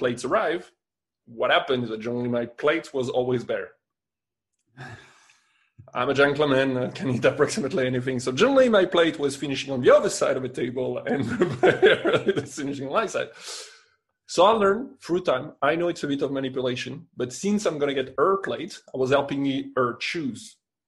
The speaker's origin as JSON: {"language": "English", "region": "England", "country": "United Kingdom", "accent": "English", "lives_now": "Spain", "said": "I know I'm going to say it with my English accent. Patatas bravas, you know."}